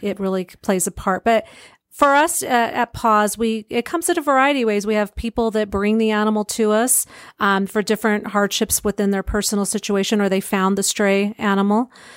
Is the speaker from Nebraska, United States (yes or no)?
no; Pueblo, Colorado, United States; moved away as an adult; I grew up in Pueblo